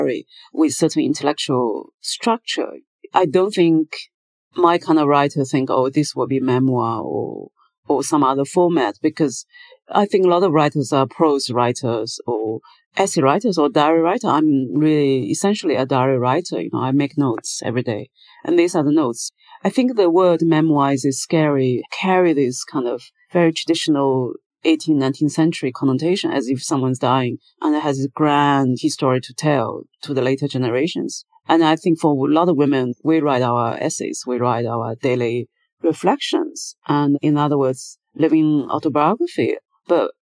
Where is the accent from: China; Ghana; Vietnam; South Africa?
China; moved away as an adult; also born or lived in United Kingdom / New York, United States; Since I left China, I was 30 years old